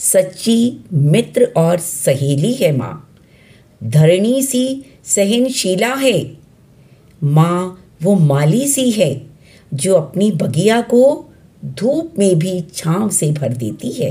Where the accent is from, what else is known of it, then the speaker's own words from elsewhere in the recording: Delhi, India; दिल्ली से हूँ